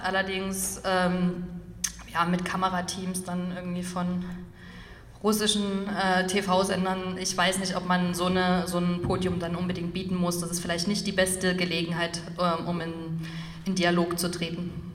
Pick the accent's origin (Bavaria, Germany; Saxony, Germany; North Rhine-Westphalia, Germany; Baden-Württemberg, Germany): Saxony, Germany; Dresden; ich komme aus Dresden